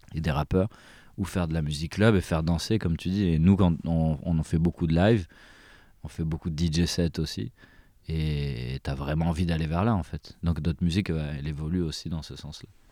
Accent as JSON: {"language": "French", "country": "France", "tie": "born or raised there", "said": "on, est quand même né en France"}